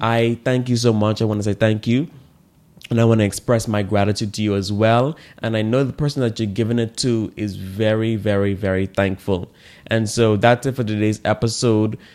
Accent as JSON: {"language": "English", "country": "Bahamas", "tie": "born or raised there", "said": "In the Bahamas here, I didn't, like, learn growing up gratitude"}